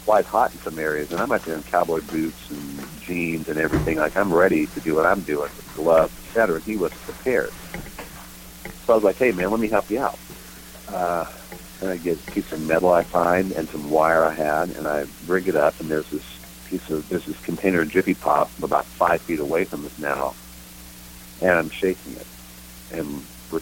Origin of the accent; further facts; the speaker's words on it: Texas, United States; moved away as an adult; He called me … because I was from …as